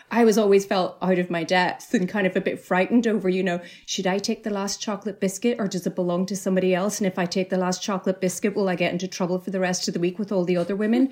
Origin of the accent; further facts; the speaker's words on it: Northern Ireland, United Kingdom; moved away; growing up in Northern Ireland